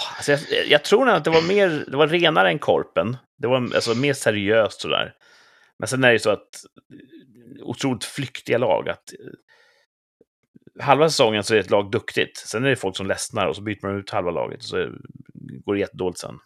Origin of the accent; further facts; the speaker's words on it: Sweden; vi är ju svenskar